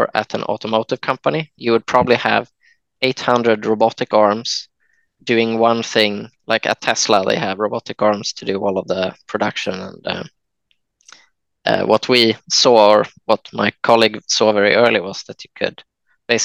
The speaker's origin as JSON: {"language": "English", "town": "Jönköping", "region": "Jönköping County", "country": "Sweden", "tie": "born or raised there", "said": "I was born in Jönköping in Sweden, and quite a small place outside of this place"}